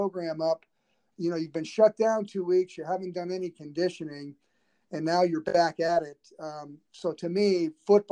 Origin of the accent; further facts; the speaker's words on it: Southern California, United States; also born or lived in Los Angeles; growing up in Southern California, I attended John Wooden's summer basketball camp. And I was living in Los Angeles